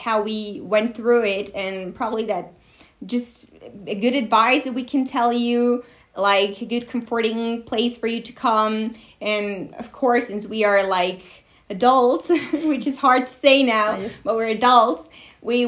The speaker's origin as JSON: {"language": "English", "country": "Mexico", "first_language": "Spanish", "second_language": "English", "said": "we're both Mexican."}